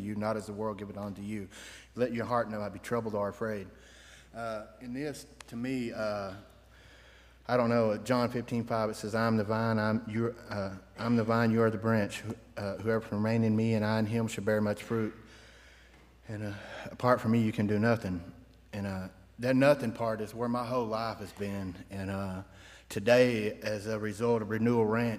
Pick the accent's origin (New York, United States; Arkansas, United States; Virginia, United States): Arkansas, United States; North Little Rock; I'm from North Little Rock, Arkansas